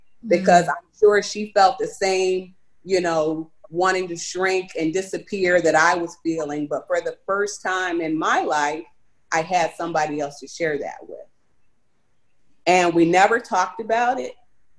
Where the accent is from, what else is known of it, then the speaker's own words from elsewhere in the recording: United States; So for me growing up in America, it was good. You know, I grew up, I went to an elementary school. I went to a predominantly white school